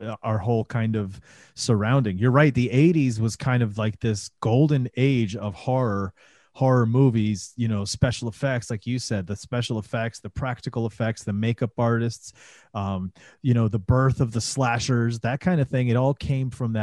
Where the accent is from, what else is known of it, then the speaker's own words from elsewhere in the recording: Florida, United States; when I was a kid growing up in Florida